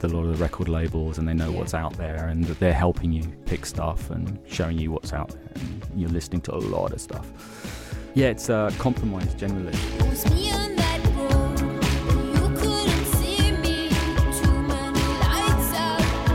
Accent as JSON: {"language": "English", "town": "Brighton", "region": "South East England", "country": "United Kingdom", "also_born_or_lived": "London", "moved": "as an adult", "said": "I was young at that point, new to London. I was from Brighton"}